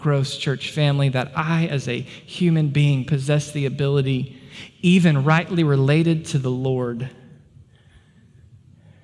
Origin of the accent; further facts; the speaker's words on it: United States; we as American believers